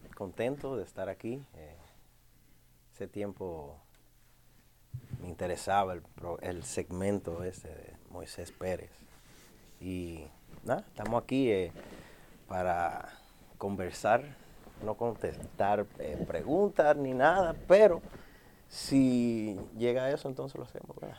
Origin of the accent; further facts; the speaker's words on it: New York City, New York, United States; yo, nacido y criado en Brooklyn, en el área de Best Eye, Bronzeville, por ahí, por Park Street, Broadway